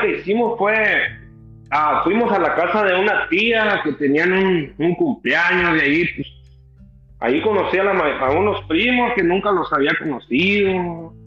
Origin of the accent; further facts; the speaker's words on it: Jerez, Zacatecas, Mexico; now in United States; soy de la Ermita de los Murillo a Jerez, Zacatecas, de, de México